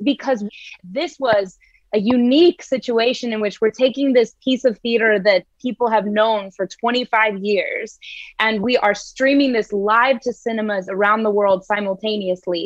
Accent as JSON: {"language": "English", "country": "United States", "said": "being an American, we never have to learn another language"}